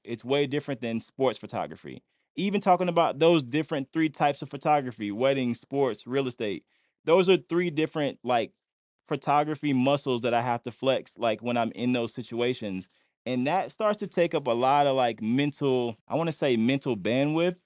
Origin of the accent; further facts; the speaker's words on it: Lakeland, Florida, United States; I'm from Lakeland, Florida.